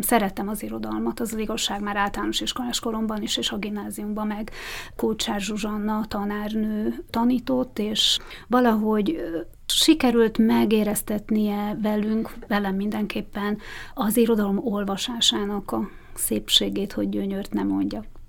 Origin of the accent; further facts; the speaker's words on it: Bratislava, Bratislava Region, Slovakia; Tehát oda jártam általános iskolába is, óvodába is, az egész gyerekkorom Bozson kötődik